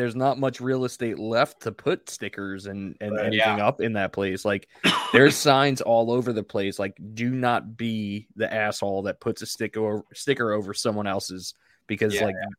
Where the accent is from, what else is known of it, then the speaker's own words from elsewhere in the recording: Long Island, New York, United States; I'm not from Charlotte. If you listen to Bar Down Breakdown, I'm from Long Island.